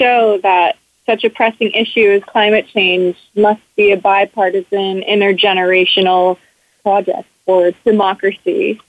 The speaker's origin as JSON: {"language": "English", "town": "Washington", "region": "District of Columbia", "country": "United States", "said": "I'm from Washington, D.C."}